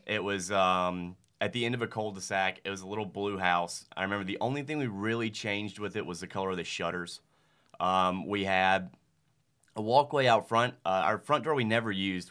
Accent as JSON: {"language": "English", "town": "Starkville", "region": "Mississippi", "country": "United States", "tie": "born or raised there", "said": "I am from Starkville. Uh, it is the judicial seat of Octibaha County"}